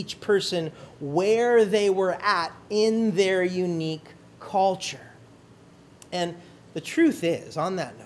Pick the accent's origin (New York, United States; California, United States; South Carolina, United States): California, United States; moved away as an adult; now in Hawaii, United States; growing up on the mainland, growing up in California, being a Christian in California, being a pastor in California, coming to Hawaii to start a church